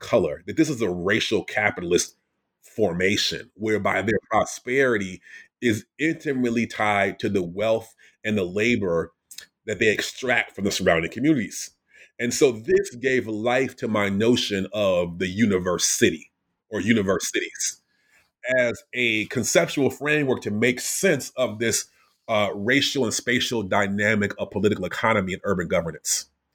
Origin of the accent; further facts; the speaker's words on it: Wisconsin, United States; I'm from Wisconsin, like an hour north of where you grew up